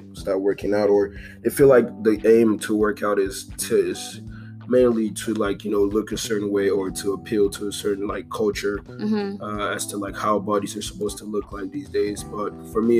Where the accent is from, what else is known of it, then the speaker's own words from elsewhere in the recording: Nigeria; I'm from Nigeria. I'm Igbo